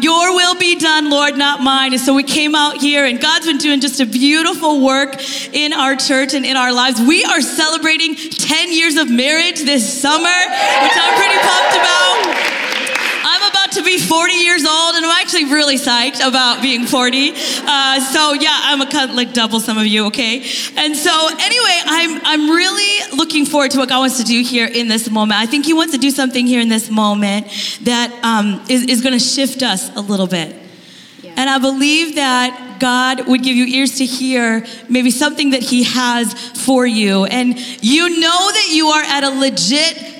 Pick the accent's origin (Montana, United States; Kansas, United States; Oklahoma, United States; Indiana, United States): Kansas, United States; moved away as an adult; now in Bellevue, United States; We're Midwest people. I'm from Kansas